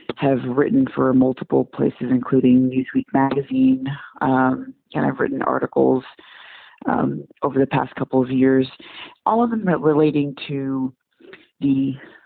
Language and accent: English; Kasai, DR Congo; moved away; I was born in the what we then called Zaire, back in the early 70s